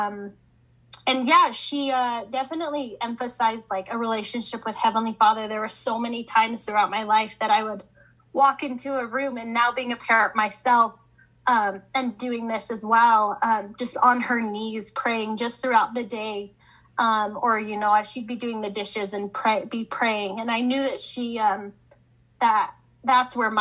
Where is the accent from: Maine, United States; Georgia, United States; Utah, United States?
Utah, United States; Highland; I grew up in Highland, Utah